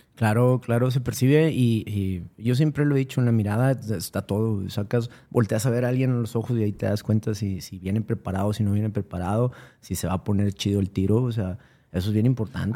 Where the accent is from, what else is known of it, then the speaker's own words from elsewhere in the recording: San Nicolás de los Garza, Nuevo León, Mexico; also born or lived in Monterrey; Yo, pues, soy de aquí, de Monterrey, crecí en San Nicolás